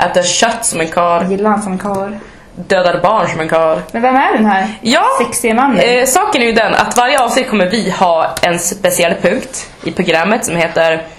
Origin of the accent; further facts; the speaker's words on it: Umeå, Västerbotten County, Sweden; accent: Norrländska; also born or lived in Stockholm; Och då sa jag med min djupaste norrländskaste brytning. Umeå.